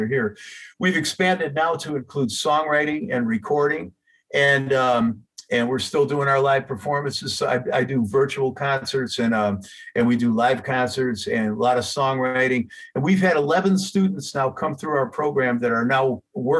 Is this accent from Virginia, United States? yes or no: no; Chicago, Illinois, United States; I'm from Chicago